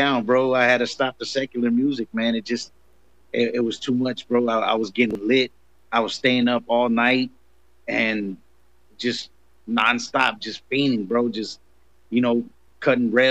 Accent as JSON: {"language": "English", "town": "Los Angeles", "region": "California", "country": "United States", "tie": "born or raised there", "also_born_or_lived": "Compton, California", "said": "I was raised in South Central"}